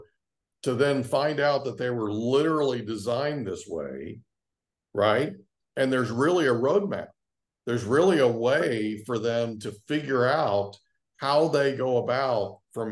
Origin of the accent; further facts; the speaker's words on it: Oklahoma, United States; I grew up in Oklahoma and it was farming